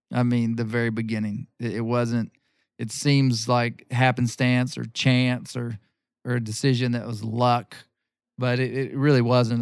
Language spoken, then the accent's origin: English; Arkansas, United States; grew up here in Arkansas